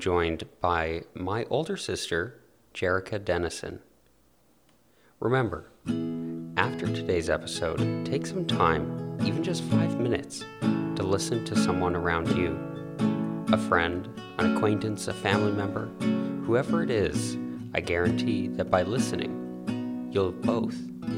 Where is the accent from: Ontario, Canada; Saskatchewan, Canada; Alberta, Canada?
Alberta, Canada; Calgary; you're from Calgary, like me